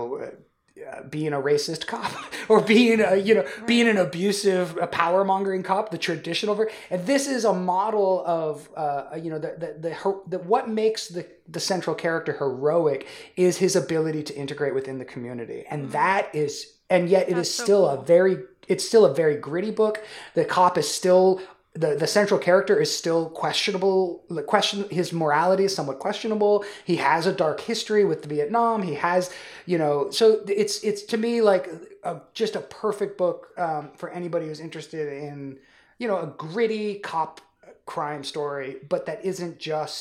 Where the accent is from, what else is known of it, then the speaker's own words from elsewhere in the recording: Northern California, United States; I grew up in Northern California in that era.